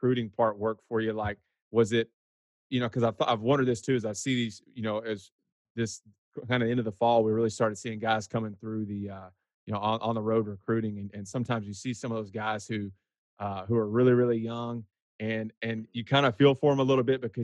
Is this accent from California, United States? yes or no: no; Huntsville, Texas, United States; my neck of the woods from where I grew up there in Huntsville